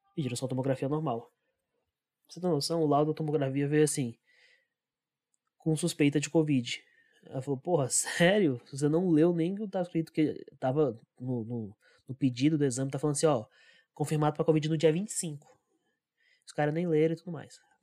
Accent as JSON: {"language": "Portuguese", "town": "Brasília", "region": "Federal District", "country": "Brazil", "tie": "born or raised there", "said": "E só eu que nasci aqui, eu nasci em Brasília"}